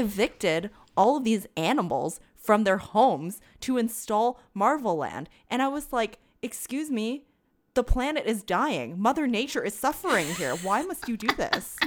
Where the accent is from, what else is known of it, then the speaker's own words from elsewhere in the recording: Canada; as a Canadian